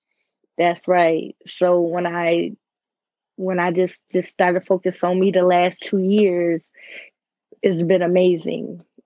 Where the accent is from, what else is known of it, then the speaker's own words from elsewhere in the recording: Wildwood, Florida, United States; Right. Let y'all know I'm from Wildwood, Florida. That's where my people's from.